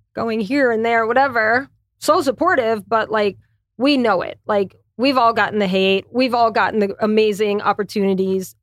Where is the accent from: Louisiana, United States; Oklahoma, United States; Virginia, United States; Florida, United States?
Louisiana, United States; moved away as an adult; also born or lived in New York City / Connecticut; I'm from Louisiana, so there's a lot of French, Spanish.